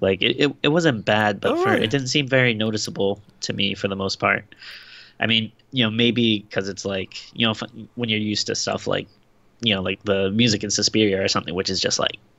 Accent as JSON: {"language": "English", "region": "Rhode Island", "country": "United States", "tie": "born or raised there", "said": "Shout out to my home state."}